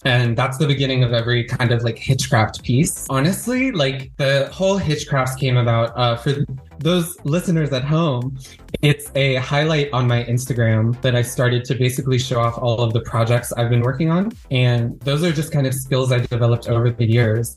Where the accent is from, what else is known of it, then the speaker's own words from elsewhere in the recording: Duluth, Georgia, United States; now in Los Angeles, United States; I grew up in Georgia, in Duluth, Georgia, kind of like a middle class white suburb kind of area